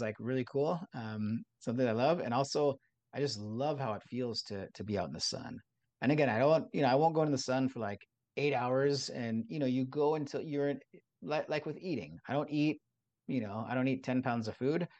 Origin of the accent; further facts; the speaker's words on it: Southern California, United States; I, I grew up in Southern California in, in a beach town